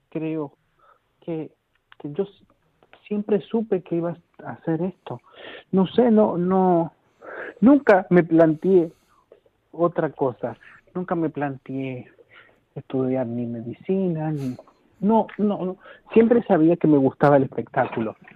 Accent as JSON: {"language": "Spanish", "country": "Argentina", "lives_now": "Galicia, Spain", "said": "yo hablo igual, pero para los argentinos no, porque me preguntan, ¿de dónde eres? ¿Qué, Porque tienes un acento raro, ni siquiera, ni siquiera soy argentino ahí."}